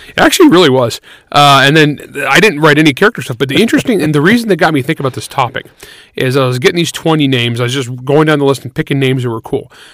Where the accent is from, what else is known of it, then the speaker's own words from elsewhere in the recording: San Joaquin Valley, California, United States; the San Joaquin Valley of California amongst the Portuguese, where I grew up